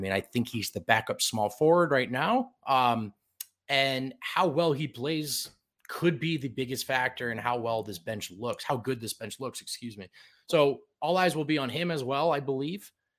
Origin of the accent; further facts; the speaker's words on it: New Jersey, United States; As you know, I'm from New Jersey. We feel a type of way about our pizza and our bagels.